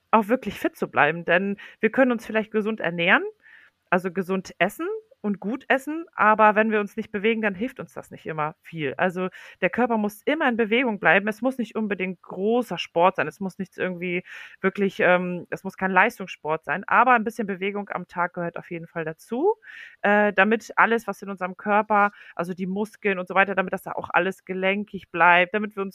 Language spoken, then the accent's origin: German; Poland; now in Germany; Und äh, ich komme ursprünglich aus Polen.